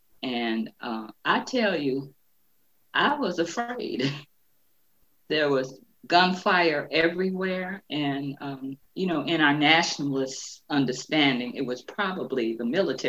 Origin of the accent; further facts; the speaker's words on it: Detroit, Michigan, United States; I am a native Detroiter, born and raised in Detroit, lived on the North End, moved to the Northwest side of Detroit when I was in what was known as junior high at that time. So I'm a native Detroiter